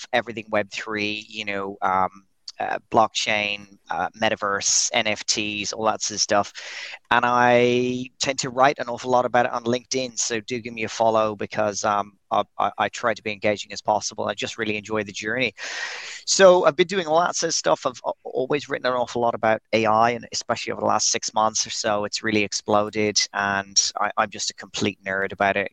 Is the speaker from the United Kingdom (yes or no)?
no; Dublin, Leinster, Ireland; moved away as an adult; also born or lived in Dubai; now in Brazil; I'm Irish. I'm from Dublin, not too far away from you guys, but I'm currently halfway across the world in Brazil